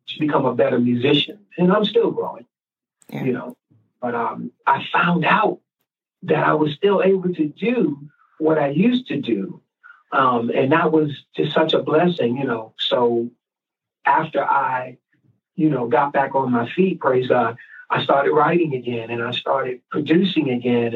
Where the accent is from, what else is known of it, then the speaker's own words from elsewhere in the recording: New York, United States; I was raised sometimes in, you know, in the street. I'm from New York